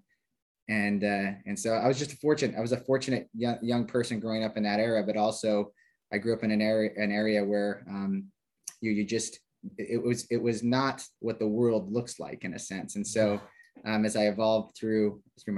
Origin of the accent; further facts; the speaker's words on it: Idaho Falls, Idaho, United States; moved away as an adult; I grew up in Idaho Falls, Idaho